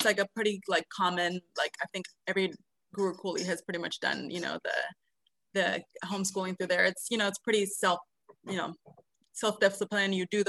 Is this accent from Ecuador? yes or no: yes; Ecuador; also born or lived in Brazil / Colombia / Panama; My mom is Brazilian and my dad is Ecuadorian. I was born in Brazil, but I never really lived there. I grew up a lot in Ecuador, and my dad was a temple president there.